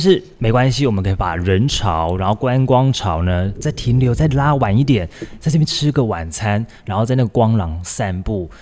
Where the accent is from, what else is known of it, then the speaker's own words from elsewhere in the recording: Taiwan; 我们台湾人买啊，大概一包啊五六十